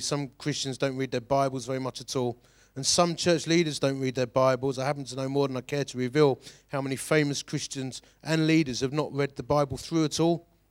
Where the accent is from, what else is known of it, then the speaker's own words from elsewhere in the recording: Romford, London, United Kingdom; I'm from Romford